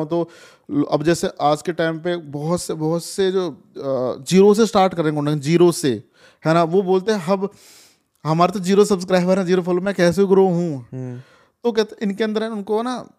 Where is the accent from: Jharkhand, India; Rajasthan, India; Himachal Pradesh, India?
Rajasthan, India; मैं राजस्थान से हूँ